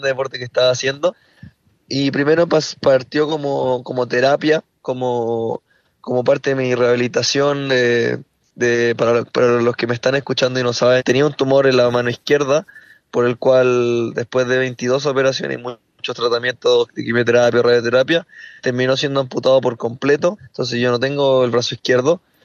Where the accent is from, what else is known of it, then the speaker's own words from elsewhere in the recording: Chile; aquí en mi país